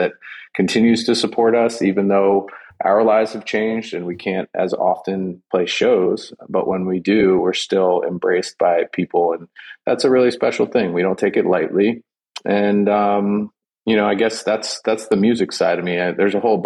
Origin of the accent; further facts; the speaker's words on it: Gaithersburg, Maryland, United States; I grew up in Gaithersburg, Maryland